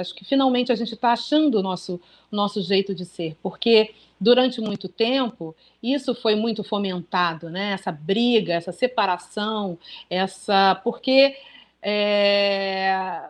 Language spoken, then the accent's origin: Portuguese; Brazil; first language Portuguese; somos brasileiros, fomos criados em português